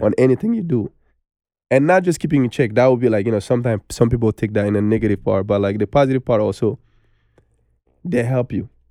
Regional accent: Bamako, Mali; English is a second language; moved away as an adult; now in United States; I was born in Bamako. And I grew up there. until I was nineteen years old, I moved to America

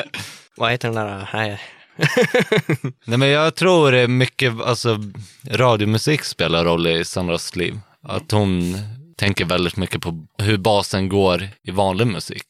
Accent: Sweden; Vi är svenskar

